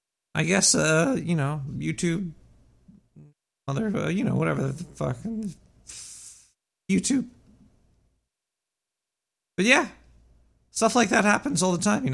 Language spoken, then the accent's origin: English; New York City, New York, United States; I'm not from the UK. I'm from Brooklyn.